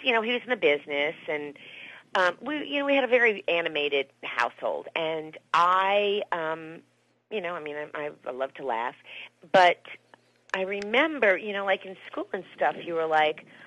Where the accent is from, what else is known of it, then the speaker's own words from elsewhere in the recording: Miami, Florida, United States; moved away as an adult; now in Los Angeles, United States; I'm from Miami, Florida, so I was in theater, so I did theater and in school and stuff. That's what I did there. And then I came out here to L.A. when I was probably like 22 or 23